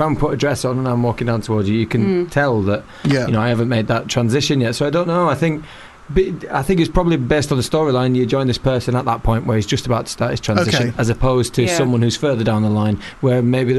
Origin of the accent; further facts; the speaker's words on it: Leeds, Yorkshire and the Humber, United Kingdom; I'm from Leeds in Yorkshire.